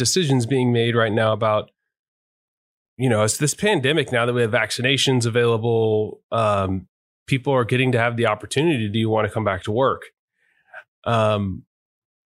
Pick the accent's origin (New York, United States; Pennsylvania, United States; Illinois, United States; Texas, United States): Texas, United States; moved away; also born or lived in Virginia; I moved from Virginia to Texas during the pandemic. Texas is my home and I hadn't lived back in the state